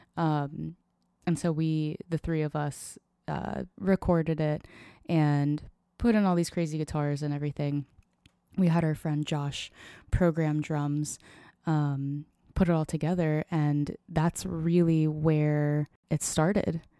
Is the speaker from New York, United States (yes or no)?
no; Tampa, Florida, United States; moved away as an adult; also born or lived in Nashville, Tennessee; now in Seattle, United States; I originally grew up outside of Tampa, Florida